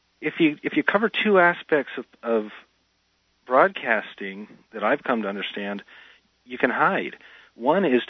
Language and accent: English; Portsmouth, New Hampshire, United States; now in California, United States; I'm actually from Portsmouth.